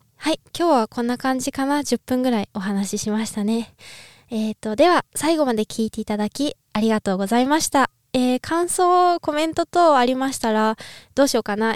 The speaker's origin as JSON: {"language": "Japanese", "region": "Niigata", "country": "Japan", "tie": "born or raised there", "moved": "yes", "lives_now": "Austria", "said": "新潟出身なんですけど"}